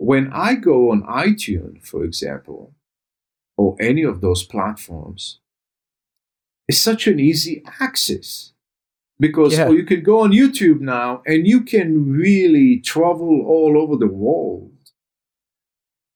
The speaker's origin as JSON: {"language": "English", "country": "Israel", "tie": "born or raised there", "said": "I grew up in Israel"}